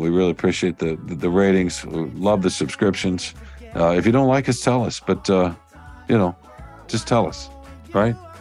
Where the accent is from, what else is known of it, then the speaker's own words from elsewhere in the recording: the South, United States; I'm a Southerner